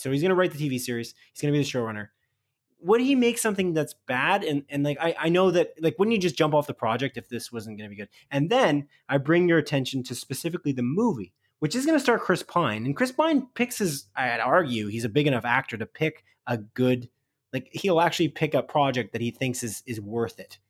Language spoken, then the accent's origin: English; Canada; I'm Canadian